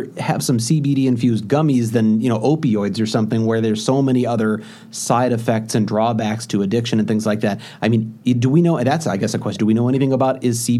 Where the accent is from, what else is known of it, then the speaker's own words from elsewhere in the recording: St. Louis, Missouri, United States; moved away; I'm from St. Louis.